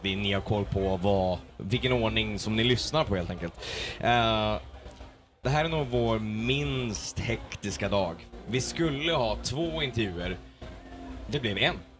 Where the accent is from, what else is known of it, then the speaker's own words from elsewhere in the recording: Örnsköldsvik, Västernorrland County, Sweden; våra homeboys, om man säger så, från Örnsköldsvik